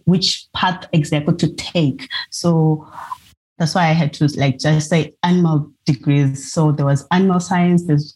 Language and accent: English; Zimbabwe; now in Pietermaritzburg, South Africa; I come from Zimbabwe